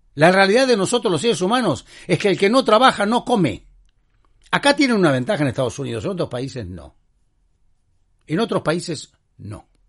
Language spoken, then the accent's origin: Spanish; Argentina; soy argentino